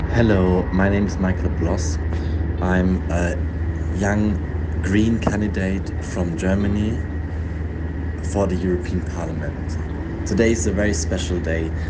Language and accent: English; Zambia; I'm from Zambia